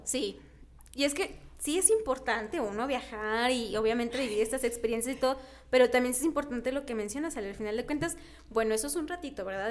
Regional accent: Mexico; nos caracteriza a los mexicanos

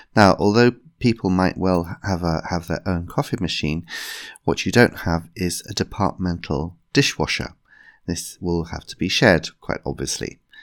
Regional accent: England, United Kingdom; as a English person

